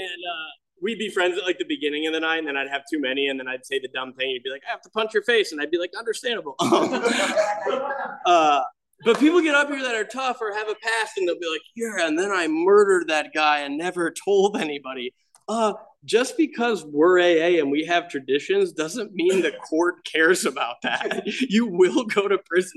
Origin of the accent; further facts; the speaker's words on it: Michigan, United States; I grew up in Michigan in like a small Catholic boating community.